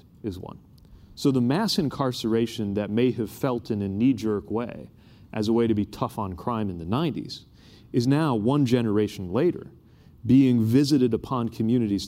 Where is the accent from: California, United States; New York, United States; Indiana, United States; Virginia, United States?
Indiana, United States; I'm from Indiana.